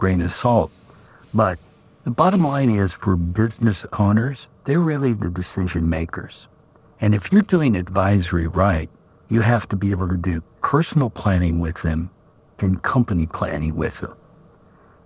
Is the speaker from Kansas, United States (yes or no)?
yes; Kansas, United States; I'm from Kansas.